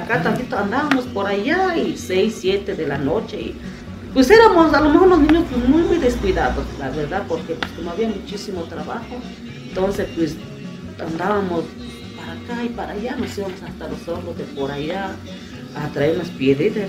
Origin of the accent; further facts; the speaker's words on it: Mexico; Aquí todavía hablamos el otomí, y eso este, me, identifica en mi, en mi pueblo, que es el Otomí